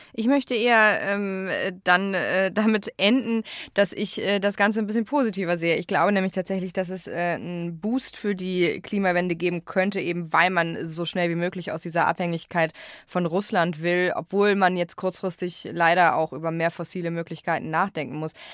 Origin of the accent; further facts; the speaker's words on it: Ahr Valley, Rhineland-Palatinate, Germany; also born or lived in Eifel; meiner Heimat, dem Ahrtal